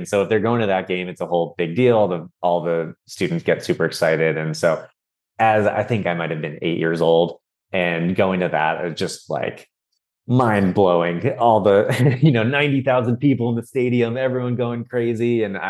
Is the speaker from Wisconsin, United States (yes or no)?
no; California, United States; also born or lived in Miami, United States; I was born in Miami, Florida, along with my brothers were born there as well. Then we moved out to California for my dad's work.